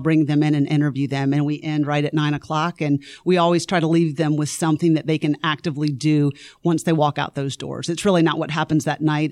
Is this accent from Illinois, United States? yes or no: no; Lakeland, Florida, United States; moved away as an adult; also born or lived in Greenville, South Carolina / Nashville, Tennessee; now in Forsyth County, Georgia, United States; I grew up in Lakeland, Florida